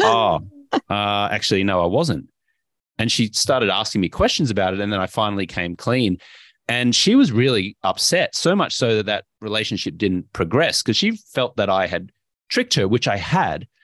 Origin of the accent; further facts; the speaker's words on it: Brisbane, Queensland, Australia; moved away as an adult; also born or lived in Austin, Texas; I grew up in Brisbane, Australia